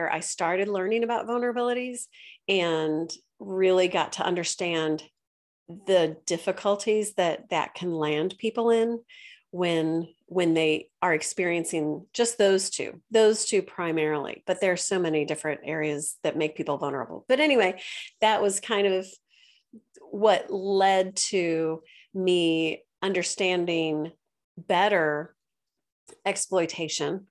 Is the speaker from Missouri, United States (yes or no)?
yes; St. Louis, Missouri, United States; also born or lived in China; I'm from St. Louis originally.